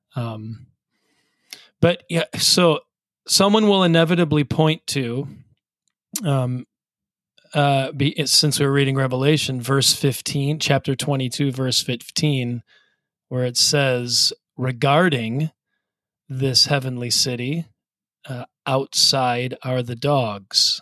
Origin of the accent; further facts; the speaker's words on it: Wisconsin, United States; Michael and I grew up in Wisconsin